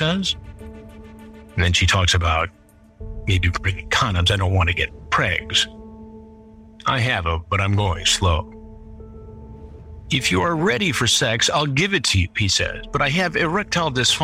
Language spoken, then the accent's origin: English; Michigan, United States; Michigan, my home state